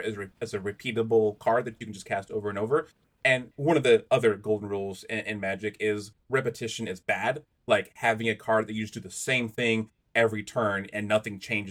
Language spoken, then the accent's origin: English; United States; being an American